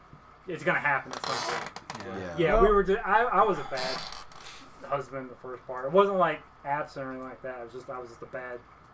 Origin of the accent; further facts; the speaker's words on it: Dallas, Texas, United States; Yeah, I grew up in the Dallas-Fort Worth area. We moved, my family moved away and would come back a few times.